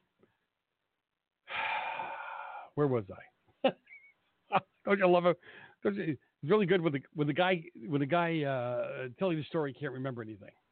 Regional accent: Boston area, Massachusetts, United States; I grew up around the Celtics, the Bruins, the Red Sox

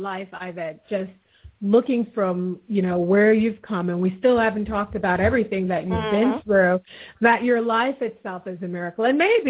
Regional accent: Jamaica; I'm from Jamaica as well

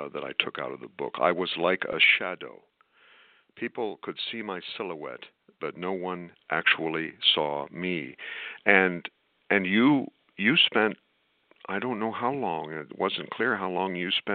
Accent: United States

